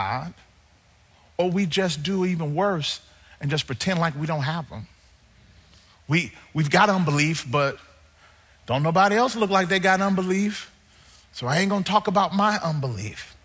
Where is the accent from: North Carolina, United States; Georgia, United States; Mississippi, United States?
Mississippi, United States; born or raised there; now in Southern California, United States